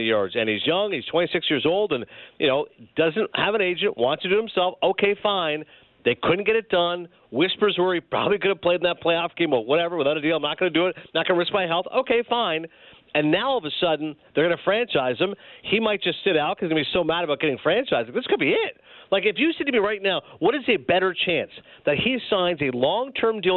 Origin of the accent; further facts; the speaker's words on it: Canada; growing up in Canada